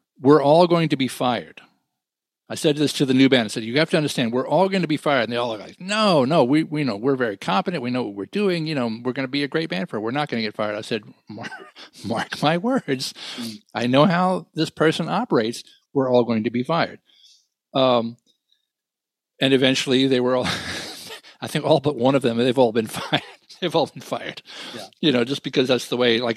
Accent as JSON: {"language": "English", "region": "New York", "country": "United States", "said": "I said, New York"}